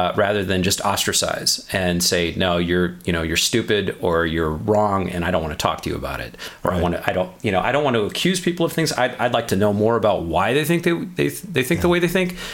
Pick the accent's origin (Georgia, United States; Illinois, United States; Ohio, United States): Illinois, United States; Chicago; I grew up in Chicago.